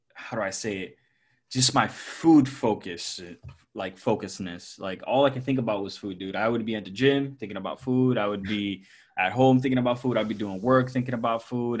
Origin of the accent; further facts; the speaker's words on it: Puerto Rico; I grew up in, in Puerto Rico, born and raised in Puerto Rico